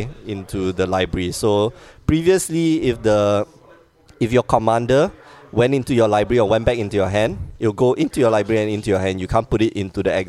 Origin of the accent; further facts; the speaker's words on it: Singapore; moved away; I'm from Singapore, which is not part of China